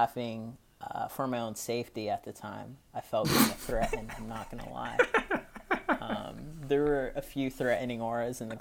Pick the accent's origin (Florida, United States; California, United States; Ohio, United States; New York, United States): California, United States; Gilroy; also born or lived in San Jose, California; I grew up in a town called Gilroy, California. It's about an hour south of San Francisco. I was born in San Jose